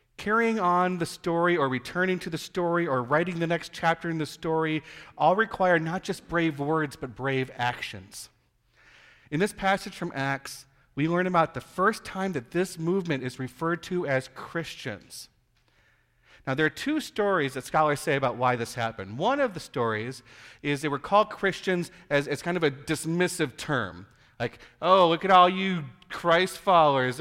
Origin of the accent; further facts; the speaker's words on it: Iowa, United States; moved away; I'm originally from Iowa, and we call creeks cricks